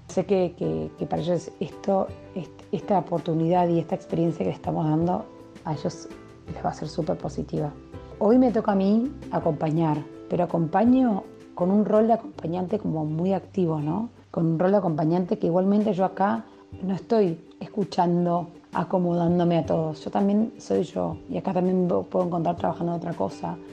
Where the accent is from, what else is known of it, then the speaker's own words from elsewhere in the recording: Argentina; moved away as an adult; now in Berlin, Germany; somos los dos argentinos